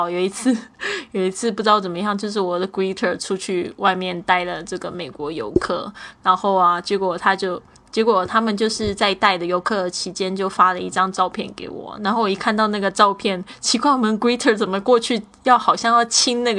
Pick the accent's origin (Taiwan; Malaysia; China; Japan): China; 可能因为我是中国的女生，我们都习惯这样子。